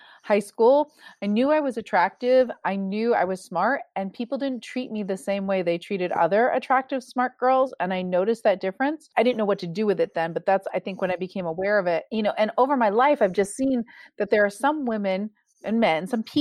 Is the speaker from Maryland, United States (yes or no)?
no; Newburyport, Massachusetts, United States; moved away as an adult; now in West Coast, United States; I'm from Newburyport, Massachusetts. I grew up and I never thought I would live outside of New England.